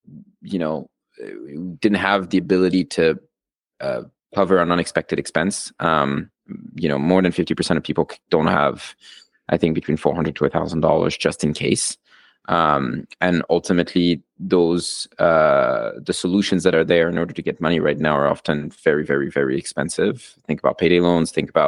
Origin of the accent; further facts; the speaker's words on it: Argentina; moved away as an adult; also born or lived in Switzerland; now in United States; So I'm originally from Argentina and Switzerland, which basically means the way I got myself into the US was through college. So I came as a student.